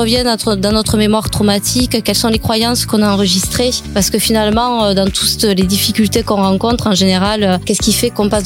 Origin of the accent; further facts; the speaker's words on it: Carcassonne, Occitania, France; now in Dijon, France; Voilà, je suis originaire de Carcassonne.